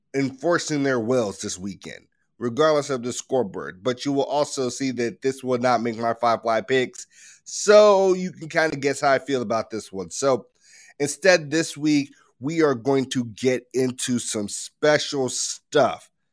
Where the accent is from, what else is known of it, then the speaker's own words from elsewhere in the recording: Chicago, Illinois, United States; my hometown team